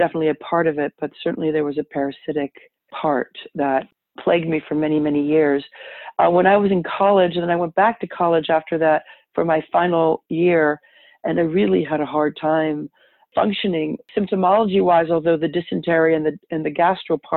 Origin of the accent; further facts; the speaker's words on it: Paris, Île-de-France, France; now in Los Angeles, United States; I live in Los Angeles, California. I was born and raised in Paris, France, so um, pretty far away from where I live.